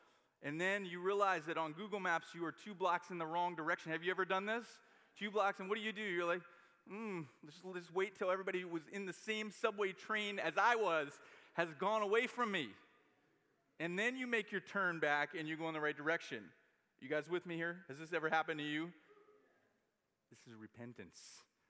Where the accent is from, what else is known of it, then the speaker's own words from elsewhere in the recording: New York, United States; I know where I'm going. I'm a New Yorker.